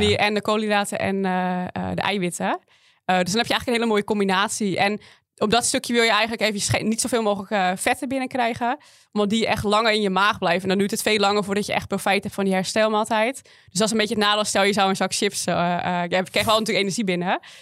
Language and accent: Dutch; West Friesland, North Holland, Netherlands; Ik kom uit Noord-Holland, uit West-Friesland